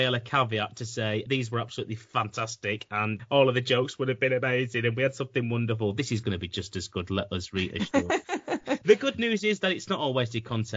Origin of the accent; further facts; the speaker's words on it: Manchester, North West England, United Kingdom; moved away; I'm a Manchester lad